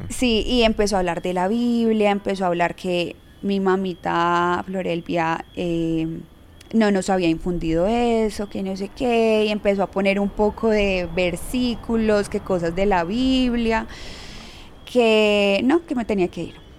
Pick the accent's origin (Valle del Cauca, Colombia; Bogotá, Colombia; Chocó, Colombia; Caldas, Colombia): Valle del Cauca, Colombia; Yumbo; yo soy de Jumbo